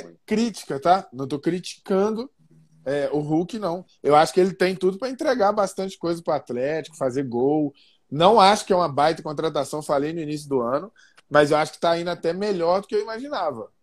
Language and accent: Portuguese; Brazil; nós somos brasileiros